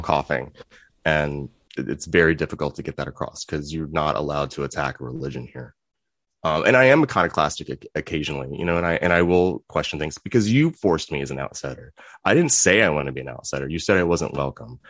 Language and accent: English; Virginia Beach, Virginia, United States; I grew up in Virginia Beach.